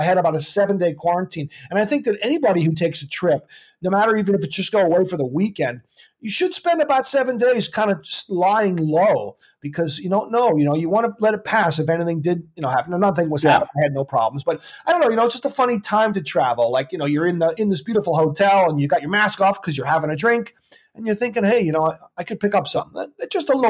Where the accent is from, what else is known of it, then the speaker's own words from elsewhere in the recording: Princeton, New Jersey, United States; when I grew up in Princeton, New Jersey